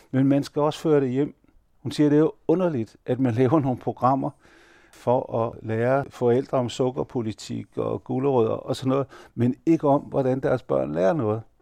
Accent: Denmark; Han vidste, at jeg var født og opvokset i Danmark, og jeg hele liv igennem har været dansk direktørjob, og jeg er gift med en dansker.

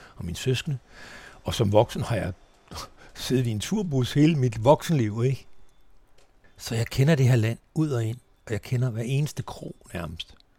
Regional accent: Tønder, Southern Denmark, Denmark; moved away; also born or lived in Sønderborg / Nørrebro, Copenhagen / Nyborg / Langeland; Tønder, min ungdomsby

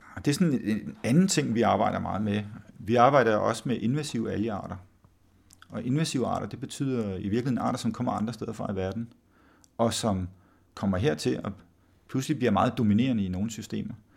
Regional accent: Samsø, Central Denmark Region, Denmark; moved away; jeg voksede op på Samsø oprindeligt

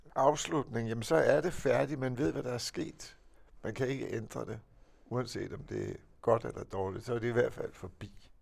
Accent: Denmark; jeg er dansker

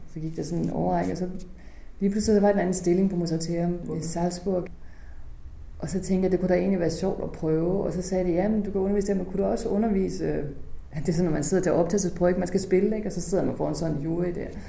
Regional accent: Holstebro, Central Denmark Region, Denmark; moved away; min hjemby, som jo faktisk har gjort så meget for kulturen, og jeg er vokset op her

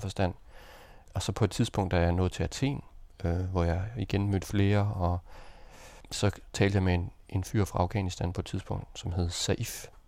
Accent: Denmark; jeg var dansker

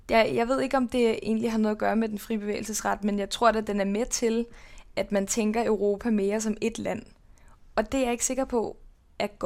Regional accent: Denmark; jeg føler mig nok også stadig mere som dansker end polak. Selvom, selvom der jo er 50 procent øh, genmateriale fra hvert land, så, så føler jeg mig stadig mere dansk. Men det er nok noget at gøre med, at jeg er vokset op her

